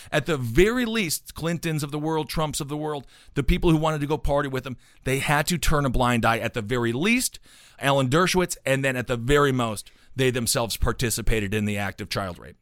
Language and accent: English; United States; as an American